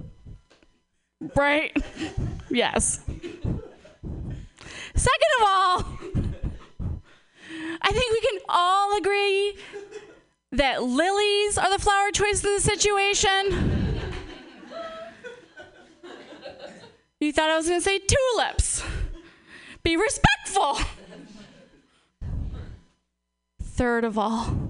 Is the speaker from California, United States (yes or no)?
no; Portland, Oregon, United States; moved away; I'm from Portland